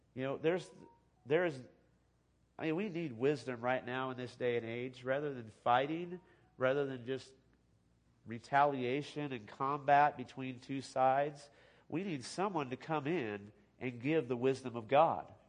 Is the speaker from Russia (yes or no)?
no; California, United States; I grew up in California